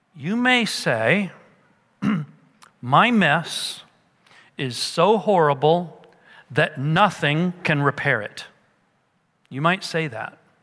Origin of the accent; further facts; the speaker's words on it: United States